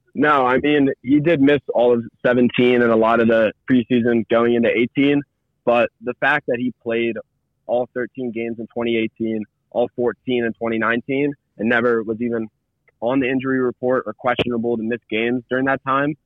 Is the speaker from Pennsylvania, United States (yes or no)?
yes; Philadelphia, Pennsylvania, United States; I'm from Philly